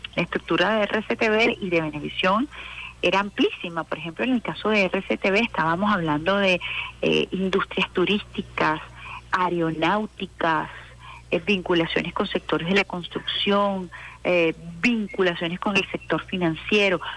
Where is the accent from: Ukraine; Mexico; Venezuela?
Venezuela; como, venezolana